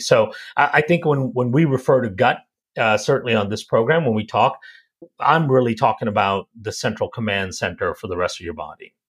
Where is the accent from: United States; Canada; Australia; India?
India; I also was born and raised in India